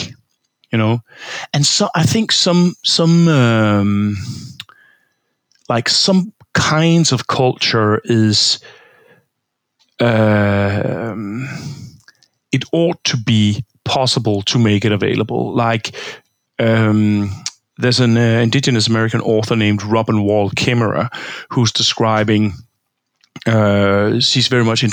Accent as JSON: {"language": "English", "country": "Denmark", "tie": "born or raised there", "said": "I'm from Denmark. I grew up in Denmark. I grew up in a pig farm."}